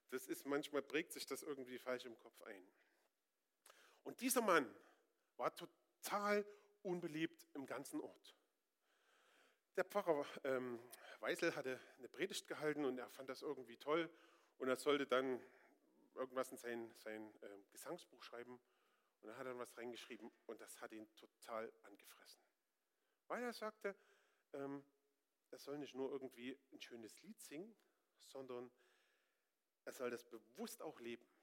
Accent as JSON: {"language": "German", "region": "Northern Germany", "country": "Germany", "said": "Ich bin da überhaupt und sowieso recht stur. Ich bin Norddeutscher. Ich muss da gar nichts."}